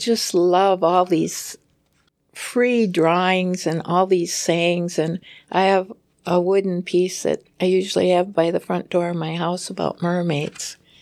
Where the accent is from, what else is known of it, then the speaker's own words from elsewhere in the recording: Preston, Minnesota, United States; when I grew up in Preston, there's a town nearby called Lanesboro in Minnesota